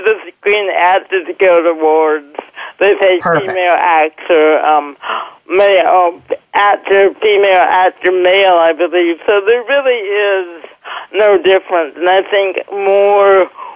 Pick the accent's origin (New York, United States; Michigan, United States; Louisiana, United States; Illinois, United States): Illinois, United States; Oak Park; moved away as an adult; also born or lived in Chicago / Kansas; now in Los Angeles, United States; I grew up in the Chicago area, Oak Park, Illinois